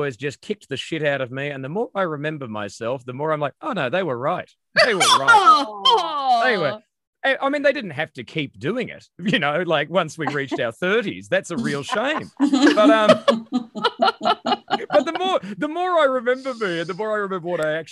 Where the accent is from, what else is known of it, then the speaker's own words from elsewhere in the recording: Maryborough, Queensland, Australia; I was born in Maryborough, so I was born in Queensland